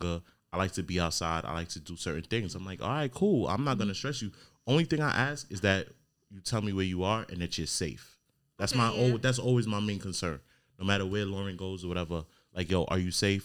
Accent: New York, United States; now in Virginia, United States; I'm from New York

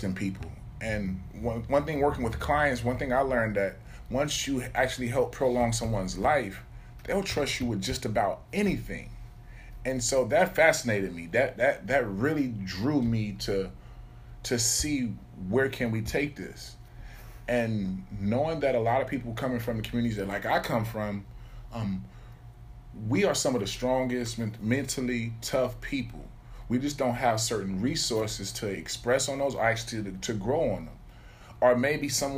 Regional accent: Alexandria, Virginia, United States; Alexandria, Virginia

